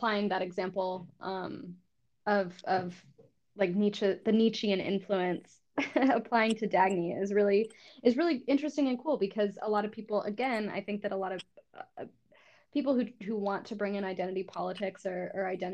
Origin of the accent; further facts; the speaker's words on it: New Mexico, United States; moved away as an adult; also born or lived in New York; I'm from New Mexico, but I moved back to New Mexico 2 years